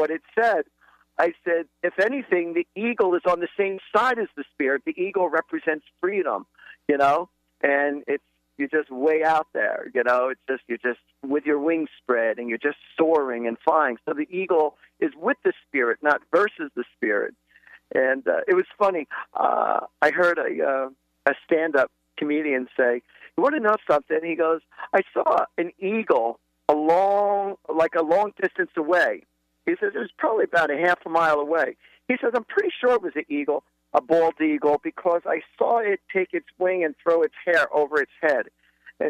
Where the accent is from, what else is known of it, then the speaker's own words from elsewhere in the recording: New Jersey, United States; I'm from Central Jersey